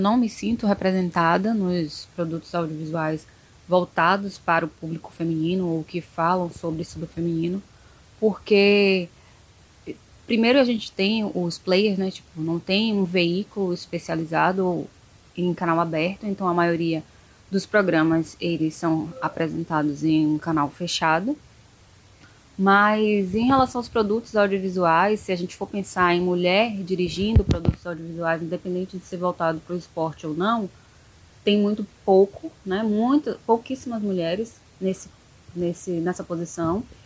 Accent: Salvador, Bahia, Brazil; eu sou de Salvador

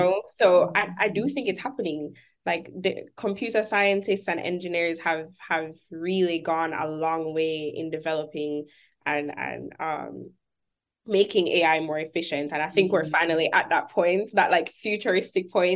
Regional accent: Jamaica; moved away as an adult; also born or lived in Kingston, Jamaica; now in Birmingham, United States; I'm Jamaican. I'm not from here

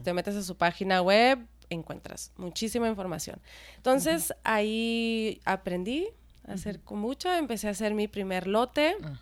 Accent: Sonora, Mexico; also born or lived in United States; yo soy de Sonora

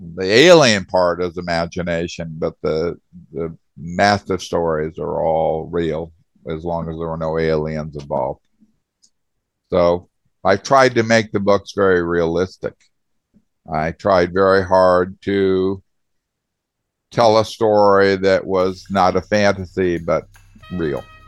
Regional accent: Arizona, United States; also born or lived in Indiana / Michigan; I was born in Indiana and moved to Arizona when I was 10 years old and basically grew up in Arizona

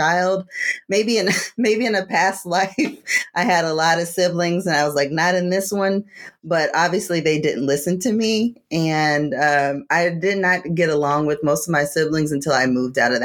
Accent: Savannah, Georgia, United States; also born or lived in Washington, D.C.; now in Atlanta, United States; grew up, was born in DC, but raised in Savannah, Georgia, came from a family that's been there for generations

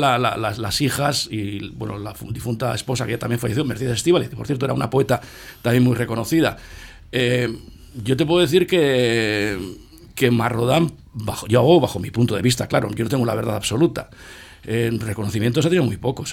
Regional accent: Portugalete, Basque Country, Spain; Yo nací en Manuel Calvo número 14

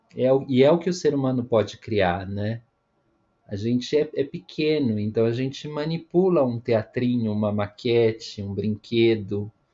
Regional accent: Brazil; now in São Paulo, Brazil; nós que somos brasileiros

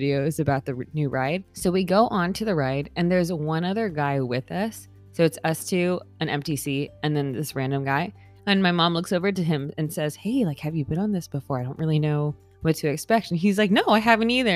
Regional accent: California, United States; now in Florida, United States; I am originally from California, so I grew up maybe like 40-ish minutes away from Disneyland.

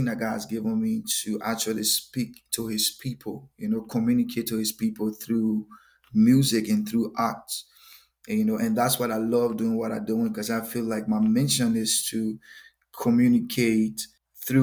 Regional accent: Liberia; moved away as an adult; also born or lived in North Dakota; now in Fargo, United States; I'm originally from West Africa, Liberia. Moved to North Dakota 2015

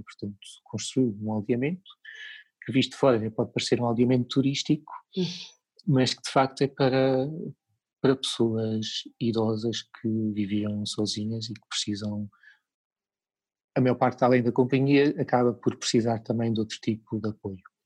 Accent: Lisbon, Portugal; moved away as an adult; now in Portimão, Portugal; eu como sou de Lisboa, cresci em Lisboa, vivi em Lisboa há uma série de anos

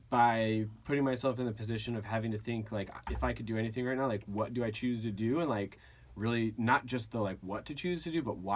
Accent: Agoura, California, United States; So uh, I grew up in Agoura.

